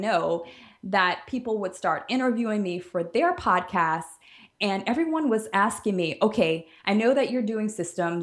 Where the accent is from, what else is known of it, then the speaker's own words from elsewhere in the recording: New Orleans, Louisiana, United States; moved away as an adult; also born or lived in Alabama; now in Jamaica; I am originally from New Orleans